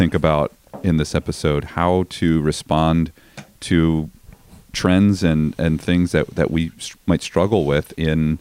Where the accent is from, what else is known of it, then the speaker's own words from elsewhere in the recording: Chicago, Illinois, United States; moved away; because I grew up in Chicago